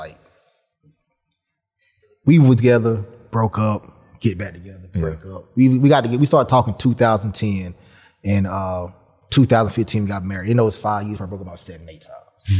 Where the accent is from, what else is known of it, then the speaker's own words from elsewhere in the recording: South Carolina, United States; Yeah, we ain't have. I mean, my mom worked two jobs.